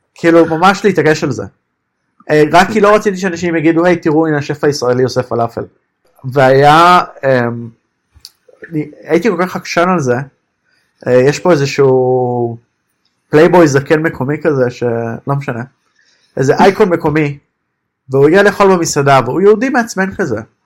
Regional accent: Israel; moved away as an adult; now in Berlin, Germany; נולדתי שם

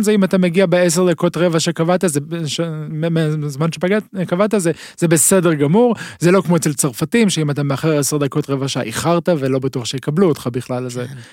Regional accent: Israel; נוח לנו כישראלים

